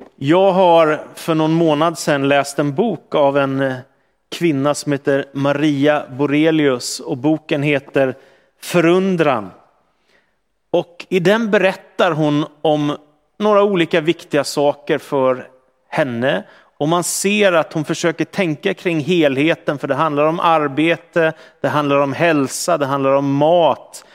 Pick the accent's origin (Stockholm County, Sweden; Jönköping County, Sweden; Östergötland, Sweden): Stockholm County, Sweden; Stockholm; växte jag upp i en miljö som var ganska sekulariserad i Stockholm